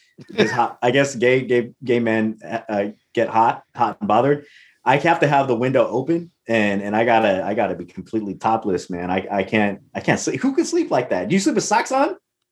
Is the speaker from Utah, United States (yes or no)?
no; Chicago, Illinois, United States; I'm from Chicago, so I know that shit.